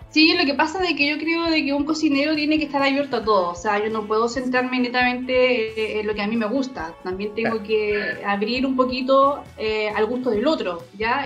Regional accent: Chile; como chilenos

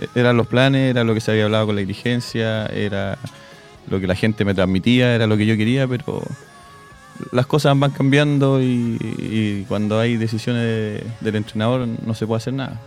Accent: Santiago, Santiago Metropolitan Region, Chile; moved away; Yo soy de Santiago, en Santiago jugaba mucho

